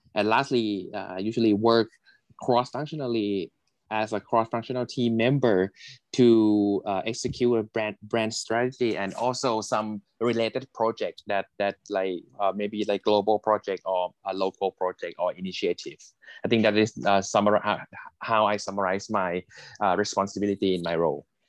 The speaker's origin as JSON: {"language": "English", "country": "Thailand", "said": "is my home country in Thailand"}